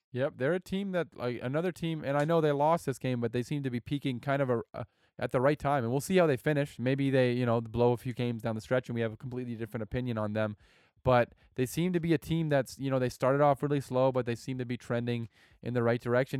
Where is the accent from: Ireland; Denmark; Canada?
Canada; I'm Canadian